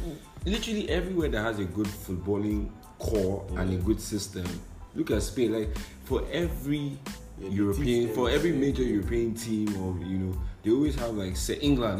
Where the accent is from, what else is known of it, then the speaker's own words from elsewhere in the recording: Nigeria; as a Nigerian